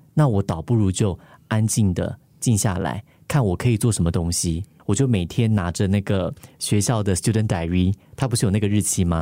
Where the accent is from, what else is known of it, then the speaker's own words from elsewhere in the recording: Taiwan; now in Singapore; 我刚从台湾来新加坡